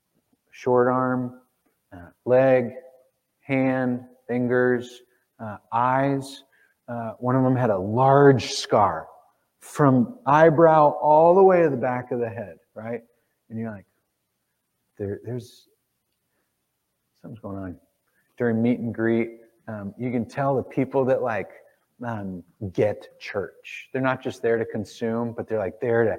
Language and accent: English; Cincinnati, Ohio, United States; we're from Cincinnati.